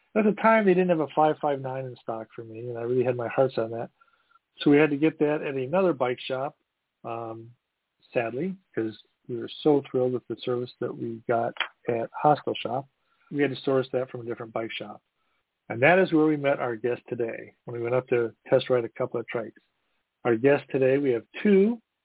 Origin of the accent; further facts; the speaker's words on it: Midwest, United States; also born or lived in East Coast; I'm from the Midwest